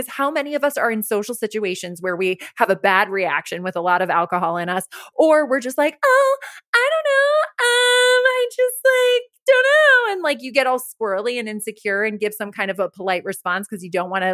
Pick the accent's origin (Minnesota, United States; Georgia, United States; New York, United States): New York, United States; Rye; moved away as an adult; also born or lived in Los Angeles; Growing up in Rye, where you and I both grew up, it's a very wealthy town